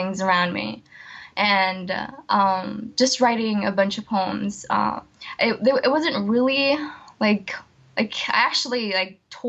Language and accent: English; Falls Church, Virginia, United States; also born or lived in El Salvador / Washington, D.C.; So I've actually been in the Falls Church area for almost my whole life.